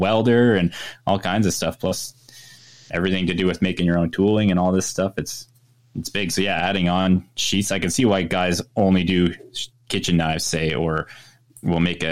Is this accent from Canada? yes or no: yes; Ontario, Canada; now in British Columbia, Canada; I grew up in Ontario, which is more central east above New York there.